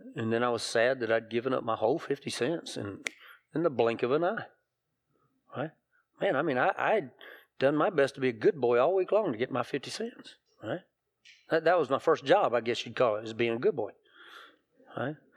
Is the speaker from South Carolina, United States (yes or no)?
yes; hometown with Greenwood Mills plants, South Carolina, United States; the Greenwood Mills plants in my hometown